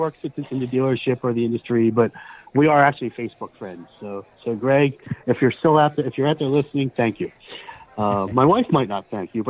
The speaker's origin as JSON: {"language": "English", "town": "Willow Grove", "region": "Pennsylvania", "country": "United States", "said": "Willow Grove, Pennsylvania."}